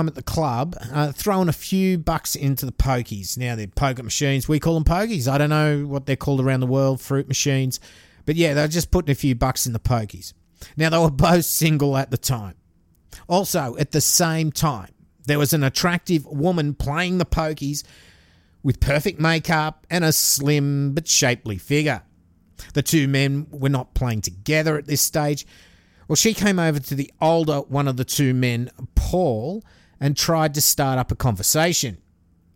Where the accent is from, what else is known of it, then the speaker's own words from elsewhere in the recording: Australia; I'm an Aussie